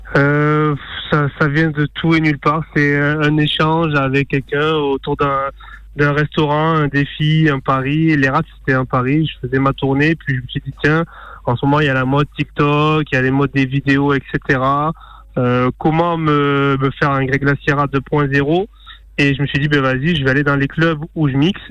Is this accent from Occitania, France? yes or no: yes; Narbonne, Occitania, France; je suis de Narbonne